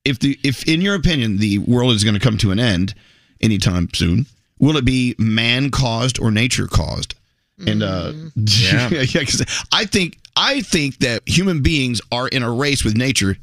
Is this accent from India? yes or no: yes; India; Oh my gosh, I'm Indian.